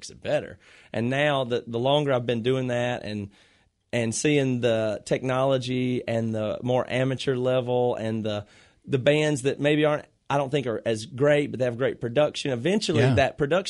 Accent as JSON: {"language": "English", "town": "Greenville", "region": "South Carolina", "country": "United States", "tie": "born or raised there", "also_born_or_lived": "Rock Hill, South Carolina", "moved": "as an adult", "lives_now": "Seattle, United States", "said": "We moved here from South Carolina when we finished college because we grew up in Rock, you know, Greenville, and went to college in Rock Hill, South Carolina."}